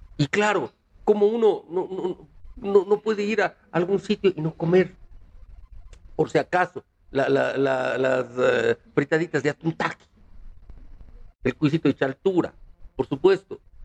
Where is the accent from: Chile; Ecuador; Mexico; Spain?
Ecuador; Cuenca, Azuay; now in Quito, Ecuador; soy cuencano, soy ecuatoriano, quiero esta hermosa ciudad de Quito porque soy cuencano de nacimiento quiteño de corazón